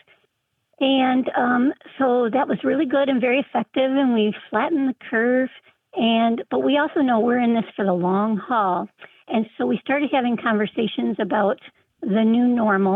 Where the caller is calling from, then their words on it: Traverse City, Michigan, United States; I'm calling from Traverse City, Michigan